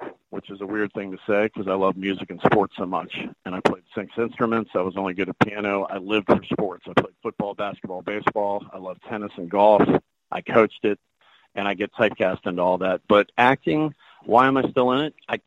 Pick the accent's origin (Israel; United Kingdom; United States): United States; the South; I'm from the South